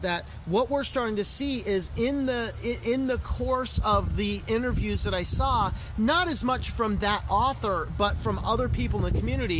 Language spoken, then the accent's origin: English; United States; as an American